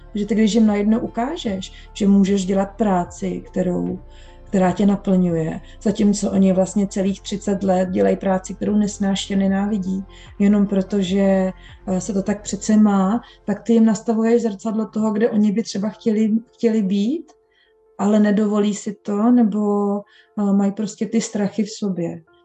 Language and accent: Czech; Bohemia, Czechia; moved away as an adult; also born or lived in London, England; přestěhovala jsem se z Anglie zpátky do Čech